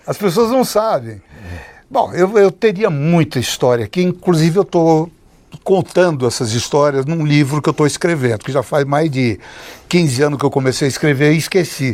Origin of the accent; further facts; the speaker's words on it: Brazil; sou brasileiro